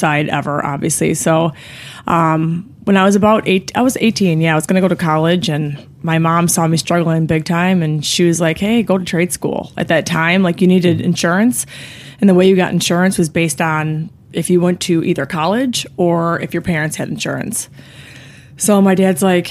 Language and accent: English; Flossmoor, Illinois, United States; So I'm born and raised in the south suburbs of Chicago. I still actually I still reside there, but it's more or less, I was from Flossmoor